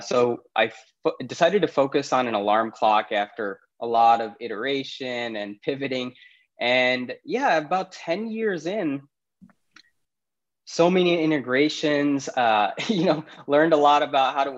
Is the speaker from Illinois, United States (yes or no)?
yes; Naperville, Illinois, United States; also born or lived in Karachi, Pakistan; Grew up in Chicago, particularly the suburbs called Naperville. Was lucky enough to go through K-12 in Naperville as well